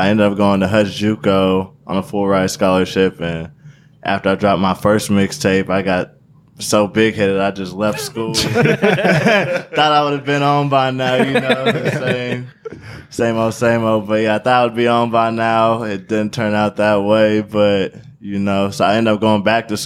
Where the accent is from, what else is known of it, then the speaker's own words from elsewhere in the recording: Salina, Kansas, United States; I'm from Salina, Kansas.